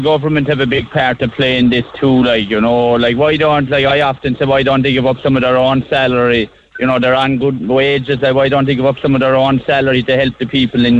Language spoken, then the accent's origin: English; Tramore, Munster, Ireland; Yeah, I'm from Tramore, but we've a holiday home in Castleton Bear. My father came from there originally